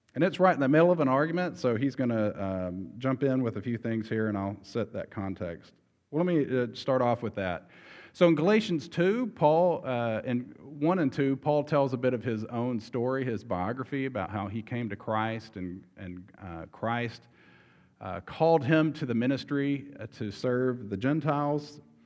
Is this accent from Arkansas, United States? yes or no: yes; Arkansas, United States; moved away; we're from Arkansas